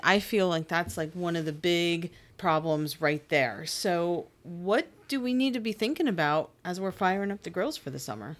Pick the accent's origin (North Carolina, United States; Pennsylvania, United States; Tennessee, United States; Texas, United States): Pennsylvania, United States; now in Maryland, United States; I'm from Pennsylvania